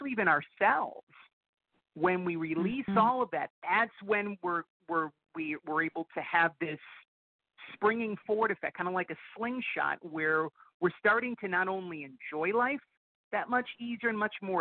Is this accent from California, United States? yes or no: no; Buffalo, New York, United States; Born and raised, yes. Buffalo